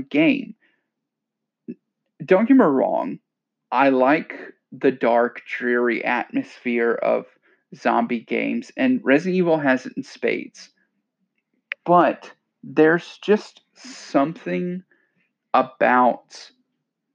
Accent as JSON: {"language": "English", "region": "Louisiana", "country": "United States", "moved": "yes", "said": "I'm from Louisiana"}